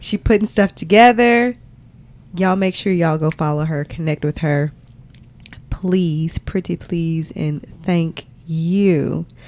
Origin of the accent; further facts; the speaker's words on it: Arkansas, United States; we are from Arkansas